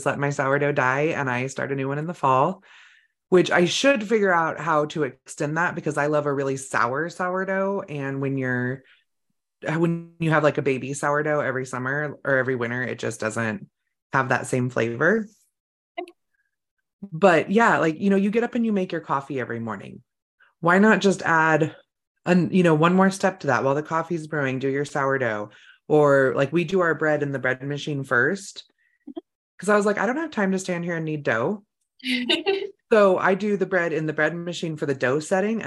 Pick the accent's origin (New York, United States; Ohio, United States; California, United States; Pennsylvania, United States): California, United States; now in Idaho, United States; I grew up in California